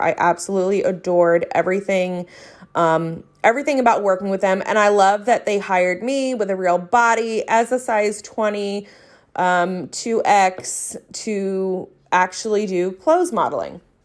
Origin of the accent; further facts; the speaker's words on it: New Jersey, United States; accent: South Jersey; my South Jersey accent